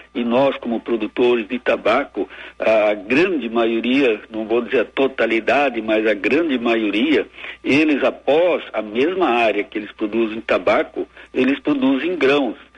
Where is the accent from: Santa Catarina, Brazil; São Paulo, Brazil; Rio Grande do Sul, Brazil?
Rio Grande do Sul, Brazil; Santa Cruz do Sul; Eu, na verdade, sou natural de Santa Cruz do Sul